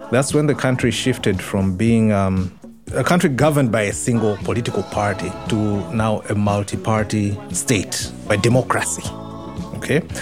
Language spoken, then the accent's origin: English; Malawi; moved away as an adult; I'm from Malawi